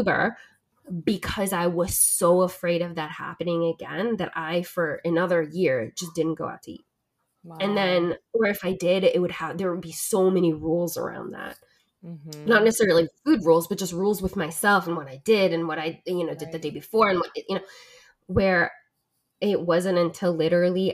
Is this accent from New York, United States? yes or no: no; New Jersey, United States; I'm originally from South Jersey